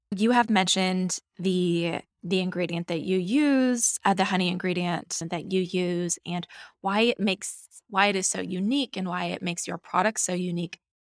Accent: Nebraska, United States; I grew up with beekeepers on my property growing up in Nebraska

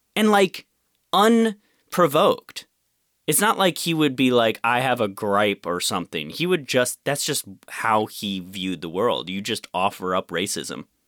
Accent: Rochester, United States; I grew up mostly in Rochester

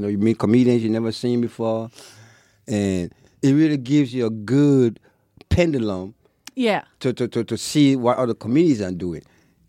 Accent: Seattle, Washington, United States; Right, I'm from Seattle. So, but anyway, I started from Seattle.

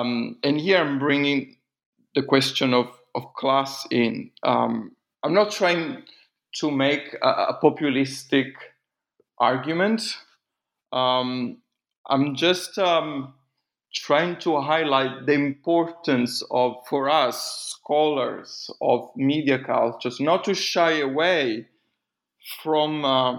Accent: Italy; first language it; English is a second language; I felt it was important to write in Italian. You know, it wasn't just a way of reconnecting with my mother tongue.

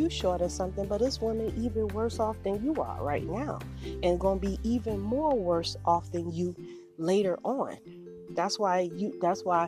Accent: Savannah, Georgia, United States; moved away as an adult; also born or lived in Charlotte, North Carolina; I'm from Savannah, Georgia

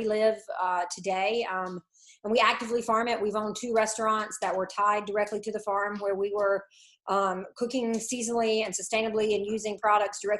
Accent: Franklin County, Eastern North Carolina, United States; I'm originally from Eastern North Carolina, Franklin County, which is a rural farming county

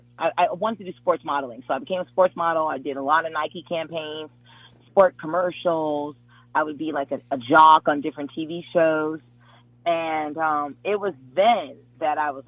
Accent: Jamaica; I am Jamaican

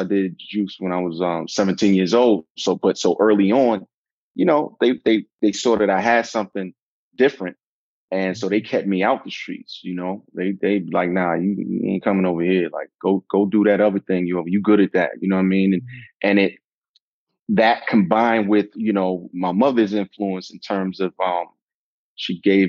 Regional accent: Brooklyn, New York, United States; Brooklyn is everything to me, you know. You know, I grew up in a rough environment

